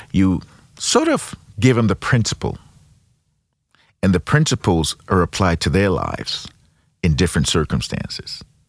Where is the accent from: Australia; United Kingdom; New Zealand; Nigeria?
Nigeria; now in Saint Louis, United States; I'm originally from Nigeria, been in Saint Louis for thirty-four years